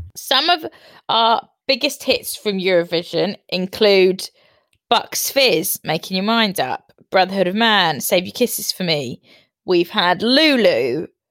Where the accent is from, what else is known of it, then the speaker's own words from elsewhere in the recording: United Kingdom; we are so proud to be British